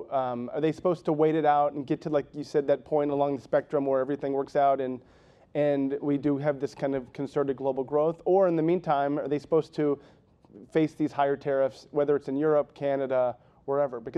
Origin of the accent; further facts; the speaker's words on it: Massachusetts, United States; But I lost both my home state senators, not that I'm counting.